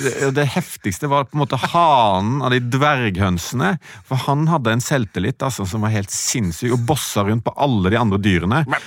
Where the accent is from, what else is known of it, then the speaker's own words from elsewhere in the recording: Sveio, Vestland, Norway; moved away; sånn vokste jeg opp i Sveio.